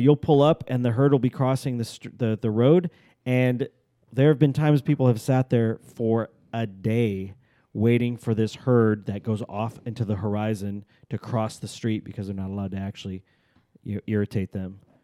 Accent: Alaska, United States; I'm from Alaska, everybody knows I'm from Alaska.

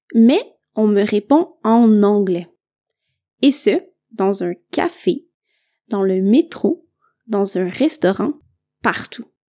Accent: Montreal, Quebec, Canada; moved away as an adult; ma ville de naissance, la ville de Montréal

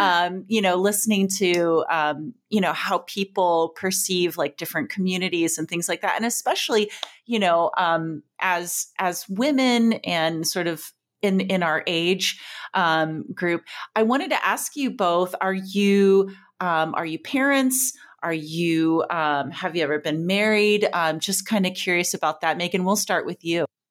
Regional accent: Joshua Tree, California, United States; moved away; also born or lived in Tucson, Arizona / Portland; I grew up, you know, as a teen driving down to L A and back, um, to, to my hometown in, in Joshua Tree

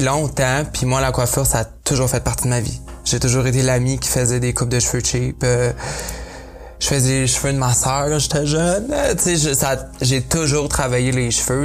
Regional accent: Quebec, Canada; accent: gros accent québécois; first language French; now in Nelson, Canada; mon gros accent québécois quand je parle euh, en anglais

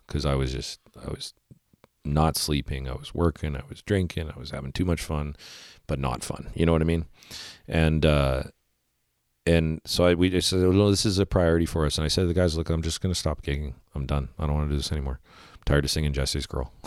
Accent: Winnipeg, Manitoba, Canada; I'm from Winnipeg

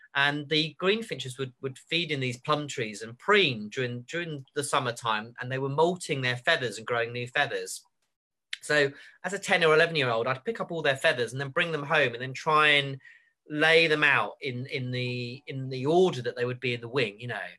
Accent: Surrey, South East England, United Kingdom; moved away; I come from Surrey originally, and in Surrey, you've got quite a lot of village ponds

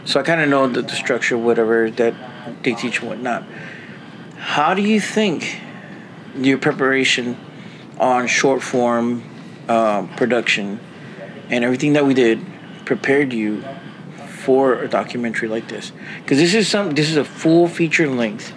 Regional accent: San Antonio, Texas, United States; I am from San Antonio

